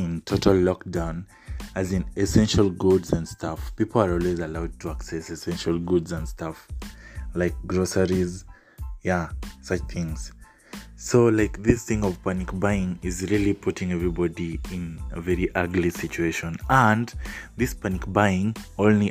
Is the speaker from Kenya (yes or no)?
yes; Kenya; I'm Kenyan